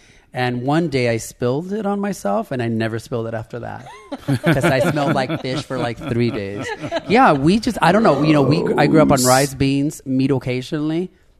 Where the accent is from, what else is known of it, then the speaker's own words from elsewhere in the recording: Nicaragua; moved away; I was born in Nicaragua